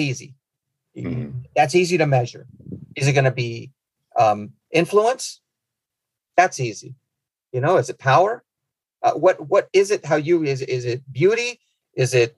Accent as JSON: {"language": "English", "country": "Nicaragua", "also_born_or_lived": "Midwest", "moved": "yes", "said": "my home country of Nicaragua"}